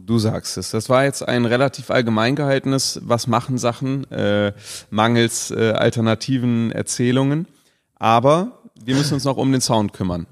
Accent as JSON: {"language": "German", "town": "Cologne", "region": "North Rhine-Westphalia", "country": "Germany", "said": "gerade als Kölner"}